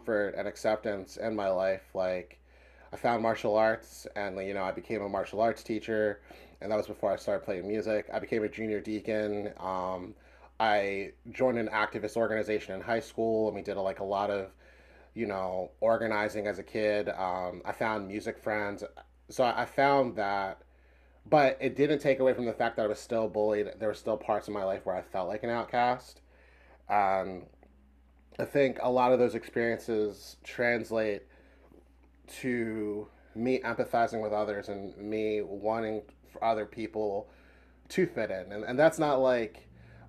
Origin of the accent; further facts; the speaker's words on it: Philadelphia, Pennsylvania, United States; I grew up in the Wadsworth Mount Airy part of Philly